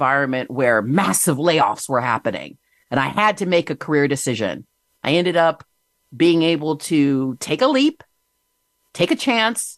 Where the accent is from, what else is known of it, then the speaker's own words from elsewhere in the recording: Michigan, United States; moved away as an adult; also born or lived in Virginia; I started out, grew up in Michigan